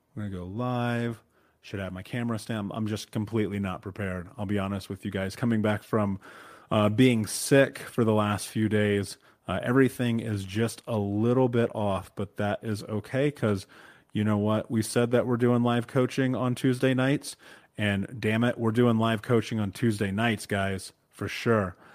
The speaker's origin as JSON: {"language": "English", "town": "Indianapolis", "region": "Indiana", "country": "United States", "tie": "born or raised there", "said": "I grew up in Indianapolis, in Indiana, in America, in the middle of America"}